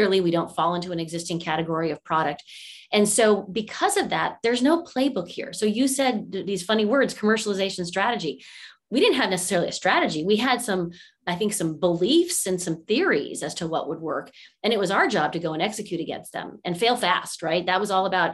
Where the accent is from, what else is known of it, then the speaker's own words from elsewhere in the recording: California, United States; also born or lived in Monterey, California / Washington, District of Columbia, United States; I was born and raised here in California, which is, I'm fairly one of the rare natives to the state